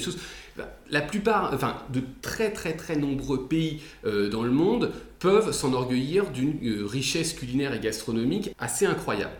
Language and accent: French; France; on est en France, euh, on est français